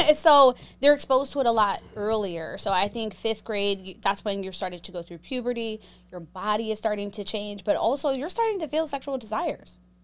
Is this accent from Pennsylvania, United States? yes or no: yes; Pittsburgh, Pennsylvania, United States; I grew up in Pittsburgh, Pennsylvania